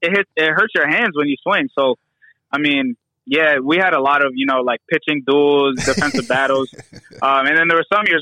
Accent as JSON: {"language": "English", "region": "Maryland", "country": "United States", "also_born_or_lived": "New York", "said": "I'm from Maryland. It's still cold here"}